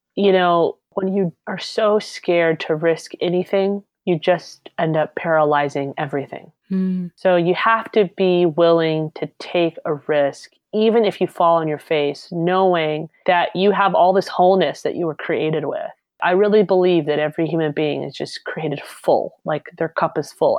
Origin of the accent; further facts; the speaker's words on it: Alabama, United States; I grew up in Alabama